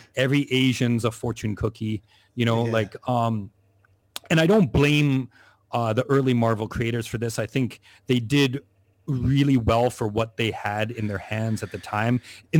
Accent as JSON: {"language": "English", "country": "Canada", "moved": "yes", "lives_now": "Asia", "said": "I'm Canadian, I'm living in Asia"}